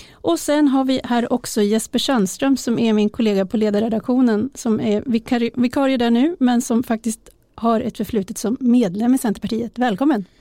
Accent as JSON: {"language": "Swedish", "town": "Uppsala", "region": "Uppsala County", "country": "Sweden", "tie": "born or raised there", "said": "min hemstad Uppsala"}